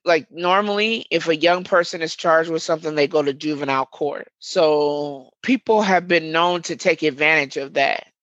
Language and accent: English; Omaha, Nebraska, United States; Murder Town is the neighborhood that I was born and raised in.